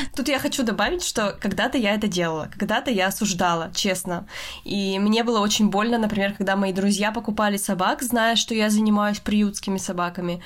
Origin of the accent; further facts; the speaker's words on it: Russia; мы обе из России